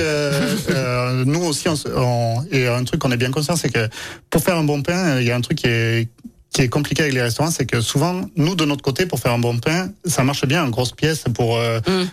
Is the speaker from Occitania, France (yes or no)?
yes; Aveyron, Occitania, France; moved away; je suis né dans l'Aveyron, euh, donc en race campagne